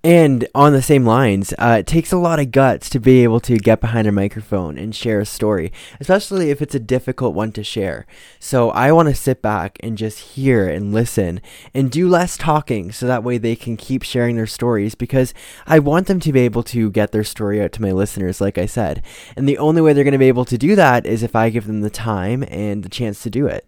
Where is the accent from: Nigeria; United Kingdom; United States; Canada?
Canada